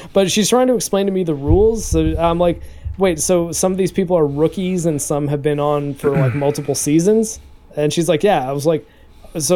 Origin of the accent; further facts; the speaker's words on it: Canada; I'm Canadian